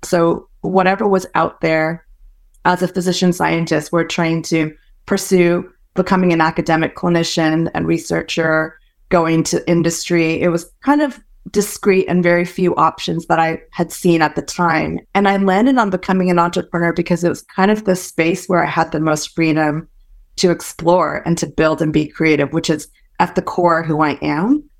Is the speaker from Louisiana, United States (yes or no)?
no; San Francisco Bay Area, California, United States; first language Hokkien; English is a second language; also born or lived in Malaysia; I moved to the States when I was four and grew up for the most part in the San Francisco Bay Area